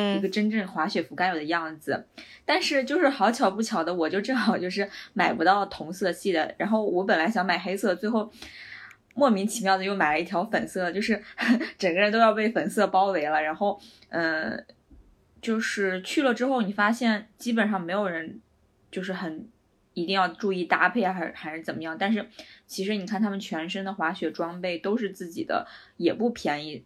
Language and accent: Chinese; China; now in Vienna, Austria; 我是中国人